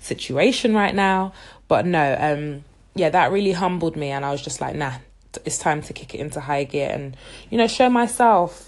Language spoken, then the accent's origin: English; London, United Kingdom; I was born and raised in the UK, in London, but my heritage is Nigerian